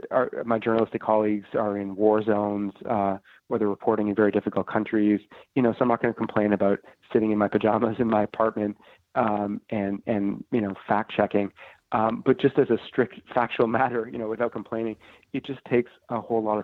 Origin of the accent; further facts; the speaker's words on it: Canada; moved away as an adult; now in Washington, United States; a Canadian reporter in Washington